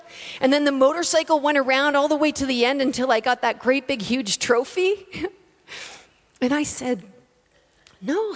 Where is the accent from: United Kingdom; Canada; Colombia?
Canada; moved away as an adult; now in Australia; I'm from Canada. I'm living in Australia currently